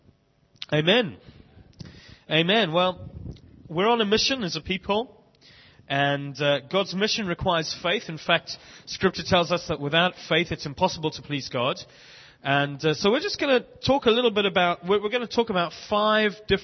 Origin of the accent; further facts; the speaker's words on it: South Africa; moved away as an adult; also born or lived in Bishop's Stortford, United Kingdom; now in London, United Kingdom; We grew up in South Africa, got married in Cape Town in 1997, have lived in the UK ever since